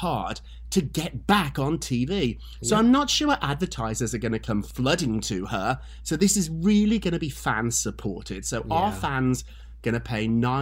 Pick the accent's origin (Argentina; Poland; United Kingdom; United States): United Kingdom; as a Brit